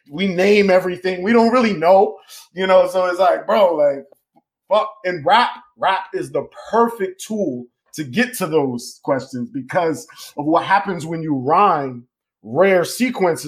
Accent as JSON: {"language": "English", "region": "Connecticut", "country": "United States", "tie": "born or raised there", "also_born_or_lived": "New York", "moved": "yes", "said": "I was born in Connecticut"}